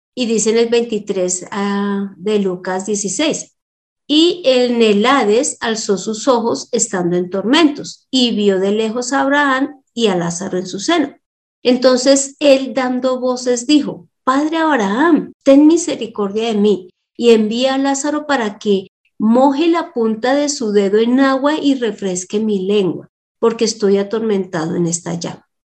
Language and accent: Spanish; Colombia; Cuando nosotros nacimos en Colombia